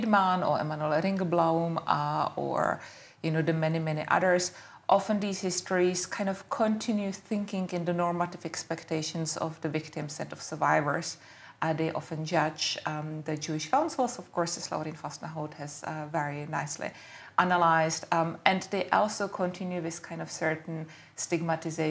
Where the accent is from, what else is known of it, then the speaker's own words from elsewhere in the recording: Czechia; now in United Kingdom; I am Czech and I'm British